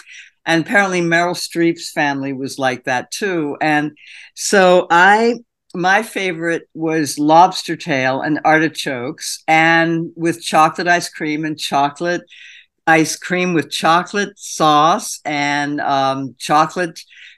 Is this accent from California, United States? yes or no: no; Philadelphia, Pennsylvania, United States; also born or lived in Delaware / Panama; I was born in Delaware, but I was mainly raised in Philadelphia, in Panama for when I was 6 and 7, and for 9 months in Panama